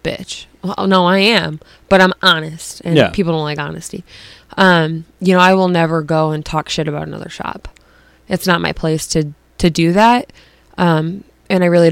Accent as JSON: {"language": "English", "town": "Crystal Lake", "region": "Illinois", "country": "United States", "tie": "born or raised there", "said": "I grew up in Crystal Lake, which it's a town over from where I grew up."}